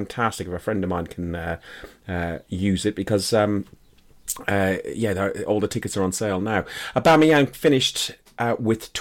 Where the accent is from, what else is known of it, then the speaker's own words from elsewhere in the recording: Ireland; accent: Irish; my accent is going to get very Irish